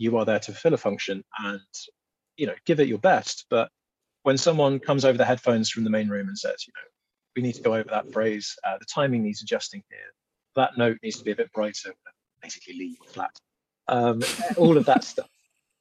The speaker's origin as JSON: {"language": "English", "region": "England", "country": "United Kingdom", "said": "we're both from the South"}